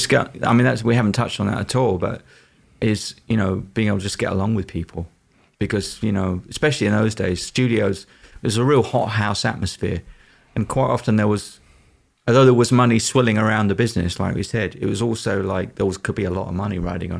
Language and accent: English; London, United Kingdom; So they were a local band where I was growing up in East London.